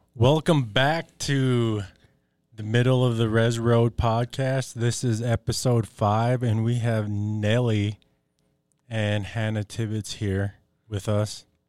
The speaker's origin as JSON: {"language": "English", "area": "Fond du Lac Reservation", "region": "Minnesota", "country": "United States", "said": "I'm Ojibwe from the Fond du Lac Reservation"}